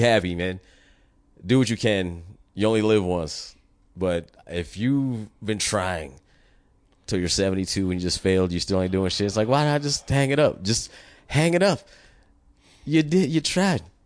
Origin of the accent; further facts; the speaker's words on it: United States; as an American